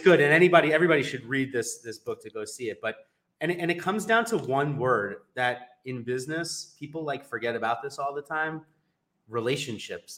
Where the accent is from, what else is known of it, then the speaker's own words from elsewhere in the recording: New York, United States; I'm from New York